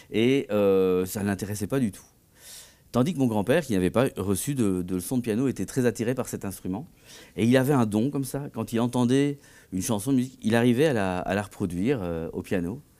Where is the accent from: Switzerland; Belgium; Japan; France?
Belgium; Tournai, Wallonia; born there; je suis né à Tournai en 71